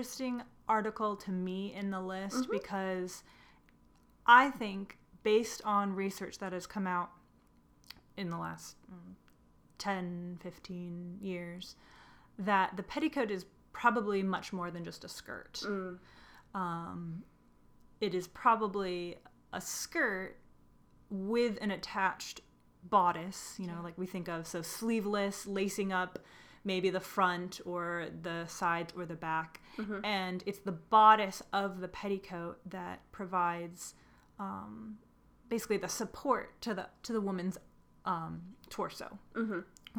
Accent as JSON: {"language": "English", "region": "Southern California", "country": "United States", "said": "I am from Southern California"}